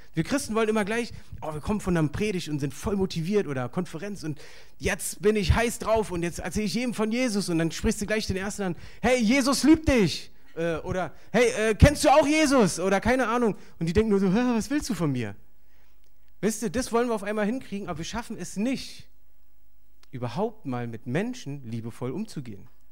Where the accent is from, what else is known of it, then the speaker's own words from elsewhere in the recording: Berlin, Germany; ich bin hier aufgewachsen in Berlin